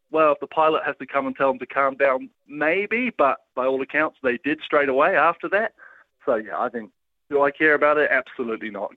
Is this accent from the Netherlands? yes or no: no; New Zealand; as a New Zealander